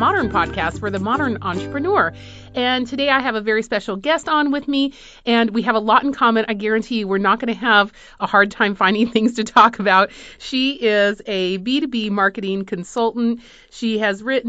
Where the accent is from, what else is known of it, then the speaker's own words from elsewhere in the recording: Madrid, Community of Madrid, Spain; moved away; I grew up in Spain, in Madrid